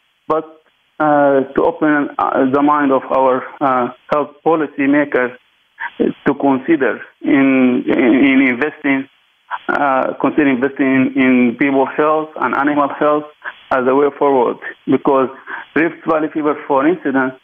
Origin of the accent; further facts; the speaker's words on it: Sudan; I'm mainly from Sudan.